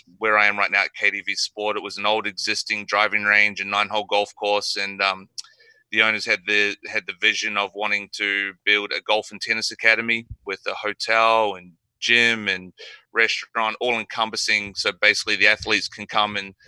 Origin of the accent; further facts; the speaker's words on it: Nelson, New Zealand; moved away as an adult; now in Gold Coast, Australia; I was from Nelson, which is the top of the South Island